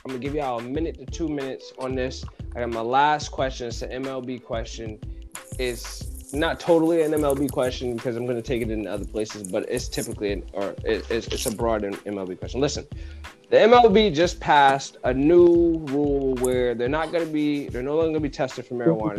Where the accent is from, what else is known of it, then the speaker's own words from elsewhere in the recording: Connecticut, United States; I'm from Connecticut